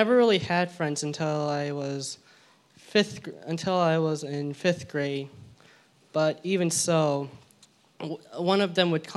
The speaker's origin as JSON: {"language": "English", "region": "California", "country": "United States", "tie": "born or raised there", "also_born_or_lived": "Georgia / La Crescenta, California", "said": "although I was born in Georgia, I moved to California when I was 2 years old"}